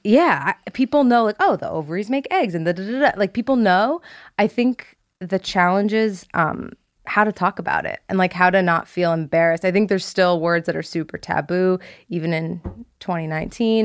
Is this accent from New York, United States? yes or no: no; Ridgewood, New Jersey, United States; I grew up in Ridgewood, New Jersey